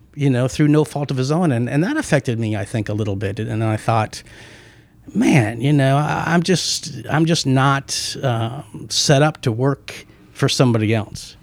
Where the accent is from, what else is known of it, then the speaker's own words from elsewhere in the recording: Omaha, Nebraska, United States; moved away; also born or lived in Paris, France; I grew up in Nebraska